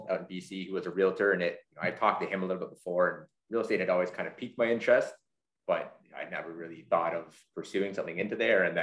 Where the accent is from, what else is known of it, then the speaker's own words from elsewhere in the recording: London, United Kingdom; Grew up in London, man. Grew up in London. Shit. Yeah, East End there.